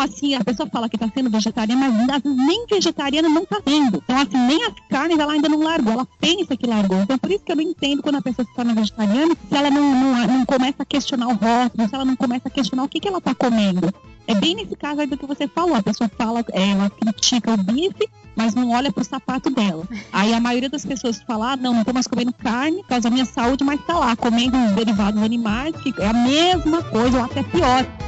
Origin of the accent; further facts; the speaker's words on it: São Paulo, Brazil; eu sou de São Paulo, nasci, fui criada aqui